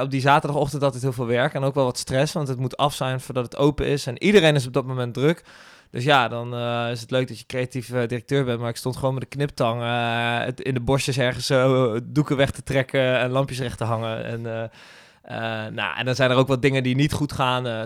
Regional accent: Gendt, Gelderland, Netherlands; moved away as an adult; now in Rotterdam, Netherlands; ik kom zelf uit Gent. Hier een klein dorpje

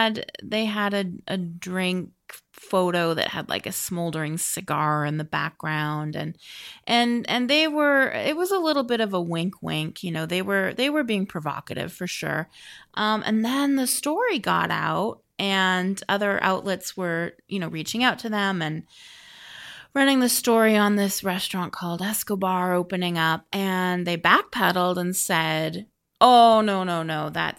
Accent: Vancouver, British Columbia, Canada; I love Vancouver. Vancouver is my hometown. Vancouver, BC.

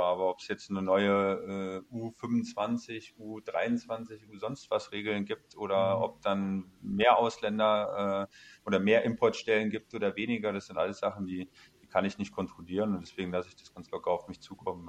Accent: Kassel, Hesse, Germany; moved away as an adult; also born or lived in Cologne; seit zwei Jahren zurück in meine ja. Heimat, äh, in meine Heimatstadt, in der ich geboren bin

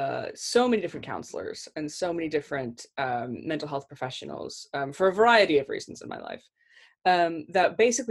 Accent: Kentucky, United States; accent: American; moved away as an adult; now in United Kingdom; I'm from Kentucky

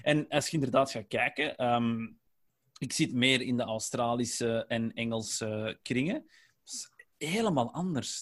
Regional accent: Flanders, Belgium; accent: Flemish; wij zijn wel Vlaams, hè, wij hebben een Vlaams accent

